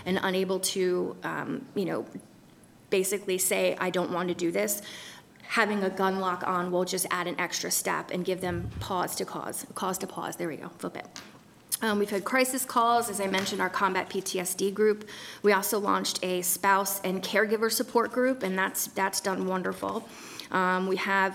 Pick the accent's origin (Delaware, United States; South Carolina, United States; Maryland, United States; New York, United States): Maryland, United States; Kent; I use the one in Kent because that's my hometown